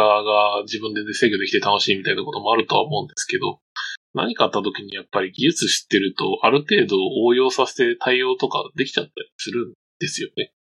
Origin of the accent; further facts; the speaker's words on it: Hokkaido, Japan; その北海道出身なんですよね